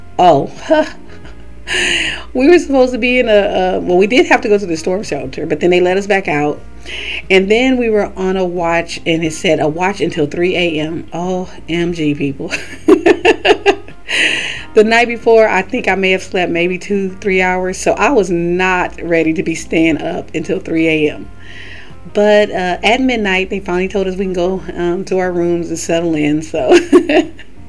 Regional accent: California, United States; also born or lived in Florida; now in Alabama, United States; I'm originally from California

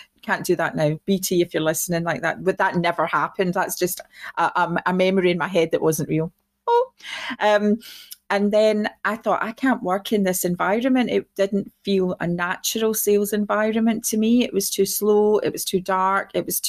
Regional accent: Clydebank, Scotland, United Kingdom; originally I'm from Clydebank, which is just outside Glasgow, a working class town.

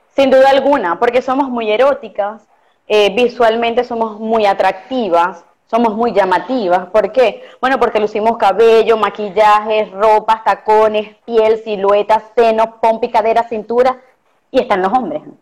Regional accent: Costa Oriental del Lago, Zulia, Venezuela; now in Maracaibo, Venezuela; Yo soy de la Costa Oriental del Lago este, y crecí de verdad como éramos los niños antes

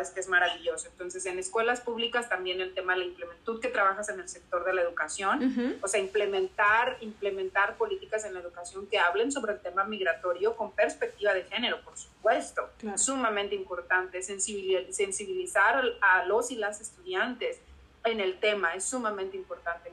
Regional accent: Mexico; moved away as an adult; now in Burbank, United States; nosotros como mujeres mexicanas

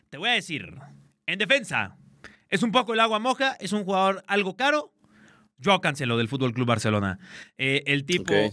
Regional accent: Mexico; como buen mexicano

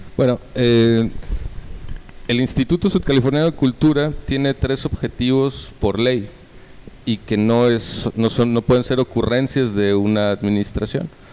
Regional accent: Mexico City, Mexico; now in Baja California Sur, Mexico; yo nací en la Ciudad de México. Eh, pues ya tengo más de 25 años viviendo en Baja California Sur.

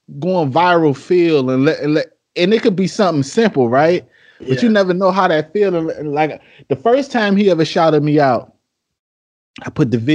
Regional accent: Detroit, Michigan, United States; moved away as an adult; now in South Carolina, United States; I'm from Detroit, I just moved out to South Carolina in August.

